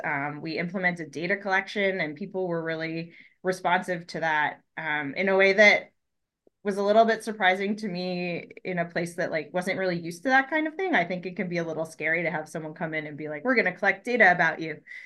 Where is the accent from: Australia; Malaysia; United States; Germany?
United States; Colorado; moved away; also born or lived in Florida; I grew up in Colorado